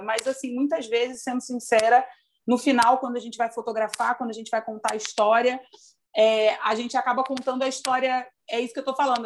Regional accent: Rio de Janeiro, Brazil; Eu sou carioca

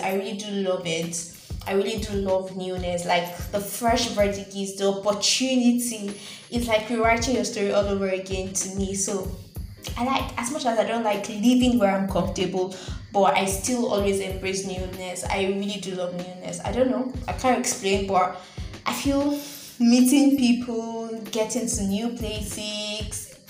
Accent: Nigeria; I'm a Nigerian

